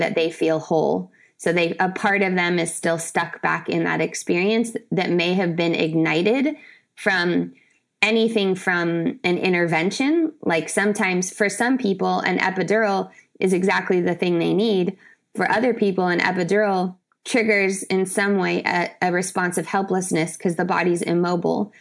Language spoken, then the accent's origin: English; San Diego, California, United States; also born or lived in Brazil; I'm from San Diego